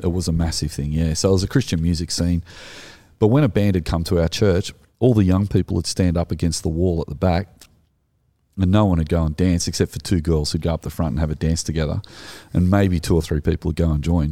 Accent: Australia; we are Australian

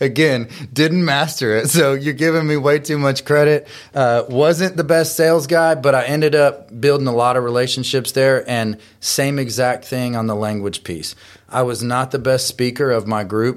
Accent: Texas, United States; now in Columbia, United States; I'm originally from Texas and ended up in Tennessee because of my wife

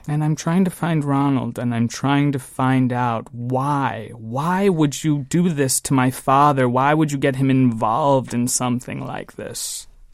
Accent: San Diego, California, United States; also born or lived in Cleveland, Ohio; I moved there at a very young age. I might have been three, four years old when, uh, my father and my mother and I relocated to San Diego

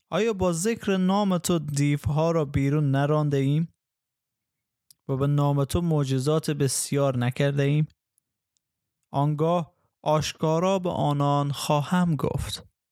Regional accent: Afghanistan; به عنوان یک افغان به عنوان یک افغانی که مسیحی است

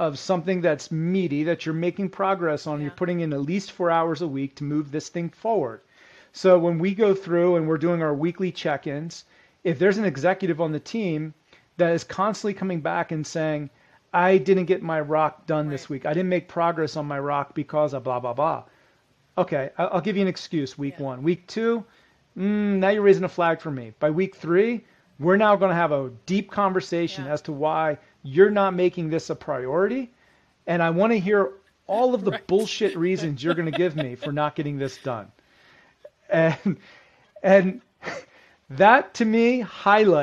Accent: Philadelphia, Pennsylvania, United States; I'm from the Philadelphia area. And as a kid growing up, I used to watch Terrell Owens

